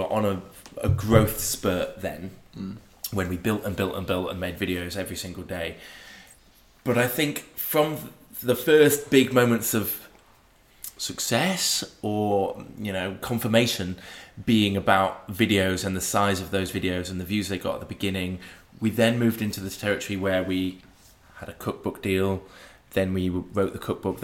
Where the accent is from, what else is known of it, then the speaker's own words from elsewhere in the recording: Sheffield, Yorkshire and the Humber, United Kingdom; moved away; the Sheffield boys come home